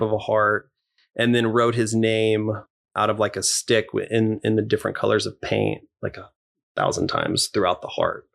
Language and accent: English; Corpus Christi, Texas, United States; moved away; I grew up in Texas, so I love country everything